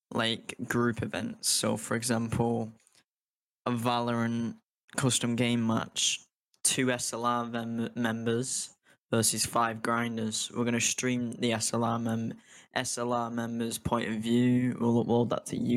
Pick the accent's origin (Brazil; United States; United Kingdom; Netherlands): United Kingdom; I'm from the United Kingdom